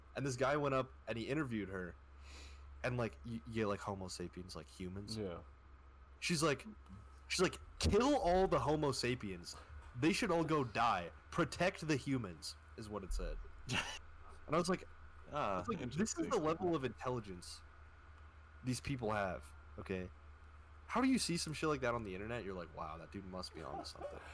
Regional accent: Canada; I'm from Canada.

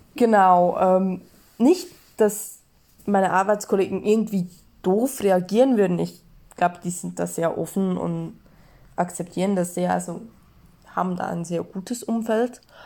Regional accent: Switzerland; ich bin Schweizerin

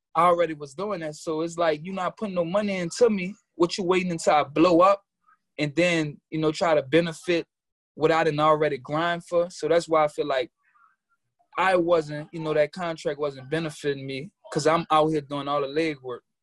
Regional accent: New Orleans, Louisiana, United States; now in New York, United States; I'm from New Orleans, Louisiana, an um nine ward native

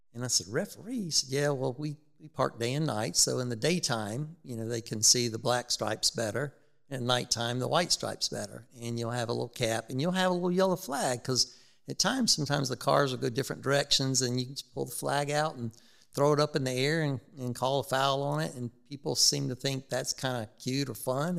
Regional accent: Rock Hill, South Carolina, United States; I grew up in Rock Hill

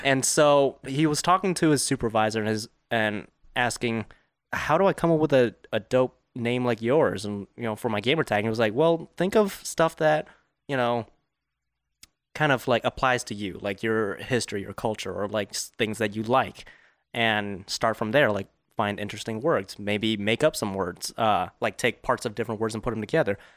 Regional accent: Fountain Valley, California, United States; I was born in Fountain Valley, California, which is, like, ten minutes from Garden Grove

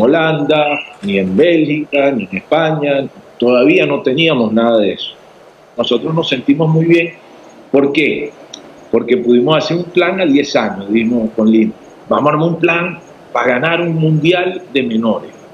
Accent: Venezuela; moved away as an adult; also born or lived in Paraguay / Mexico; now in Bolivia; Yo soy orgullosamente venezolano

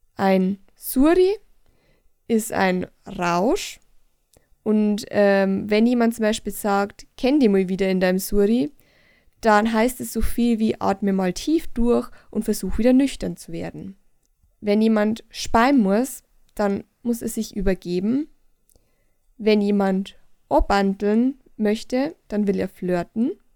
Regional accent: Bavaria, Germany; ich als waschechte Bayerin

